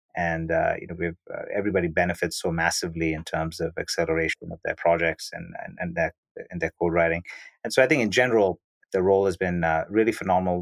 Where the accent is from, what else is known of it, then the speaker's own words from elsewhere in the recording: Bangalore, Karnataka, India; originally I was born and brought up in Bangalore, India